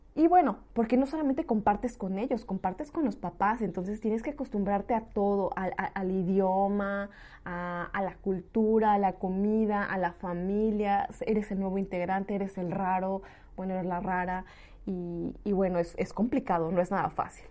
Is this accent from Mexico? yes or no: yes; Mexico; moved away as an adult; now in Lyon, France; soy una mexicana que tomó esta decisión hace dos años, dejó su país